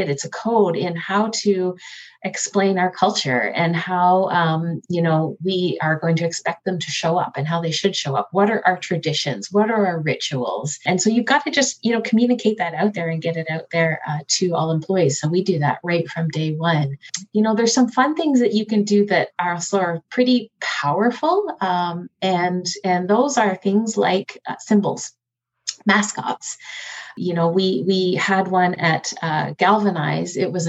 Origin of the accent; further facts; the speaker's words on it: Canada; we changed it to moose because we're Canadian. And so we should really reflect that.